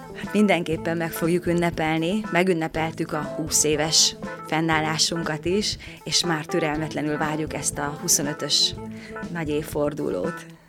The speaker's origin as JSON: {"language": "Hungarian", "town": "Sălard", "region": "Bihor County", "country": "Romania", "tie": "born or raised there", "also_born_or_lived": "Oradea, Romania", "moved": "as an adult", "lives_now": "Săcueni, Romania", "said": "mert hat éves voltam, amikor Szalárdon, a ahonnan származom, elkezdtem én is táncot tanulni."}